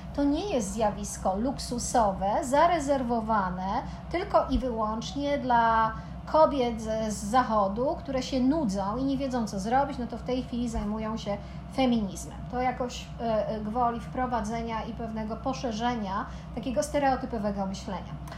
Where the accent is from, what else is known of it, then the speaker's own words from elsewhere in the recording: Poland; Pochodzimy z Polski